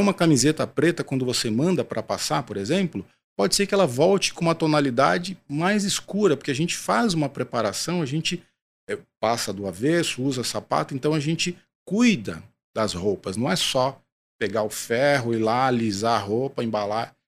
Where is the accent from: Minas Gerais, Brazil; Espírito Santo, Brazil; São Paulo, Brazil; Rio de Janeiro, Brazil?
São Paulo, Brazil; sou paulistano